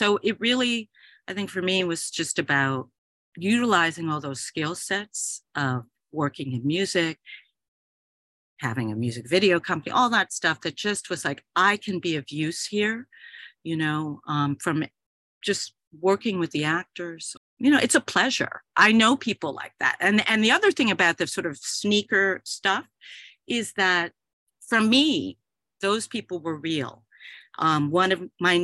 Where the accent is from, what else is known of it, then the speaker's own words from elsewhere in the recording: New York City, New York, United States; growing up in New York City amongst creative people